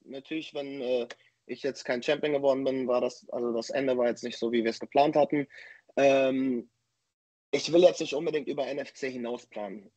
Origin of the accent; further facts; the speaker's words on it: Dortmund, North Rhine-Westphalia, Germany; in meine Heimatstadt nach Dortmund